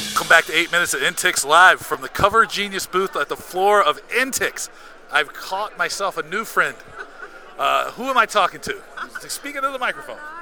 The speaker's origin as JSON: {"language": "English", "town": "Seattle", "region": "Washington", "country": "United States", "tie": "born or raised there", "said": "Seattle is like a little bit of my hometown since I was born here"}